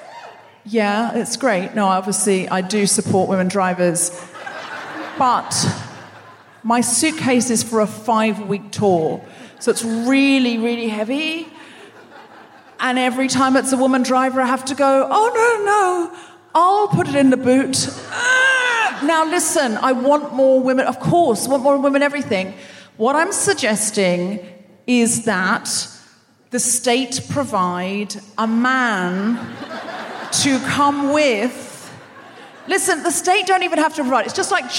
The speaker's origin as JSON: {"language": "English", "country": "Australia", "tie": "born or raised there", "said": "I was raised in Australia."}